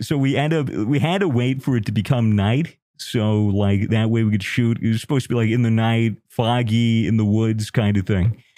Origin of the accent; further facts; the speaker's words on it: United States; I'm American